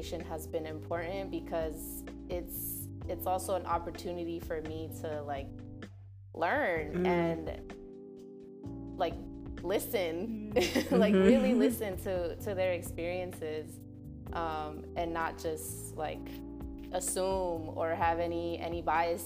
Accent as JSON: {"language": "English", "town": "Hayward", "region": "California", "country": "United States", "tie": "born or raised there", "lives_now": "Oakland, United States", "said": "I grew up in the Bay, so the Bay is hella diverse"}